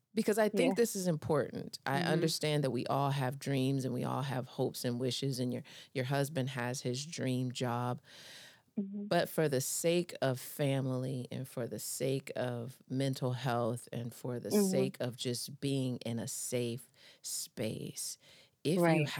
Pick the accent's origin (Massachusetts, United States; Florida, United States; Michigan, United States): Michigan, United States; also born or lived in Tucson, Arizona; now in Atlanta, United States; I'm from Michigan and I've lived in Tucson and I'm now here in Georgia.